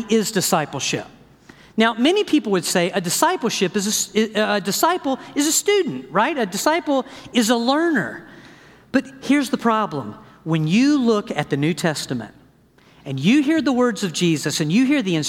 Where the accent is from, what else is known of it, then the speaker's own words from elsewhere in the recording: the South, United States; I am from the South, okay? My family is from Louisiana.